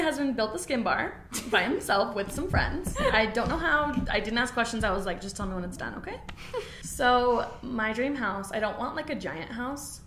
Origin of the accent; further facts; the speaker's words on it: Gilbert, Arizona, United States; moved away as an adult; now in Utah, United States; I'm from Gilbert, Arizona. Um, I was born and raised there, and then I moved up here um, when I was 18 after I graduated high school.